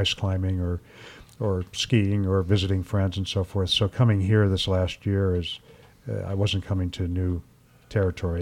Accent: Ohio, United States; growing up in Ohio

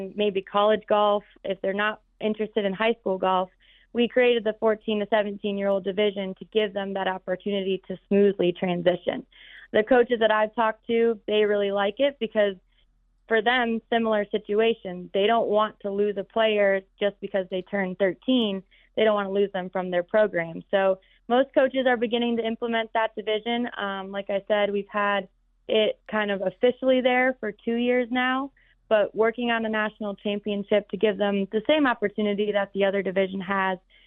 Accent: Michigan, United States; moved away as an adult; I moved away from home. I moved away from Michigan

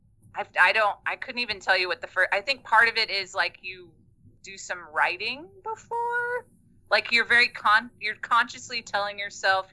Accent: Lost Pines of Texas, United States; moved away; also born or lived in South Korea; I'm from Texas, from the Lost Pines of Texas. We lived in the woods where darkness was dark

